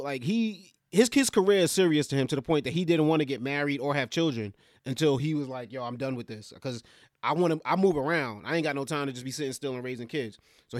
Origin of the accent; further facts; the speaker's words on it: New York, United States; I grew up in New York all my life